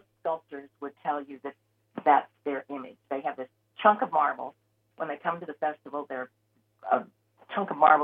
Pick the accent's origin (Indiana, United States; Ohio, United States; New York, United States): Ohio, United States; Cleveland; moved away; I grew up in the Cleveland, Ohio area